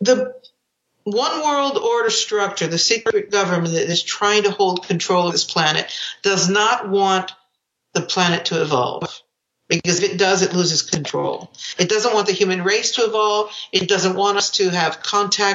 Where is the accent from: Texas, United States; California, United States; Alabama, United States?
California, United States; San Francisco Bay Area; I grew up in the San Francisco Bay Area with, you know, the music of the 70s